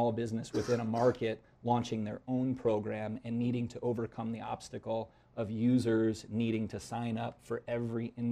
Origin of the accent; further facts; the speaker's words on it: Iowa, United States; moved away as an adult; also born or lived in Phoenix, Arizona; I grew up in Iowa, and I moved to Phoenix, Arizona. I was out there for about 12 years